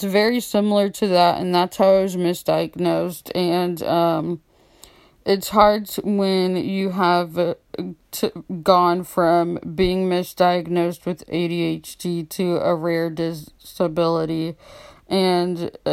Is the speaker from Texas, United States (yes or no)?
yes; Austin, Texas, United States; moved away; in Austin, where I'm from, since I'm in a different state